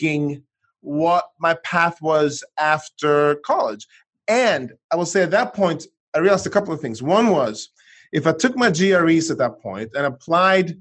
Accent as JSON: {"language": "English", "country": "Sweden", "tie": "born or raised there", "also_born_or_lived": "United States", "moved": "as an adult", "said": "I grew up in Sweden"}